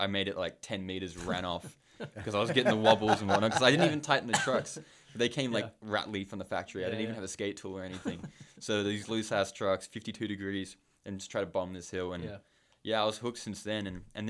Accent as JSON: {"language": "English", "country": "Hong Kong", "tie": "born or raised there", "also_born_or_lived": "Australia", "said": "No, I grew up in, I was born in Australia. {S0} Okay. {S1} I lived there until I was 5 years old. And then when I was five, my parents shipped off to Hong Kong."}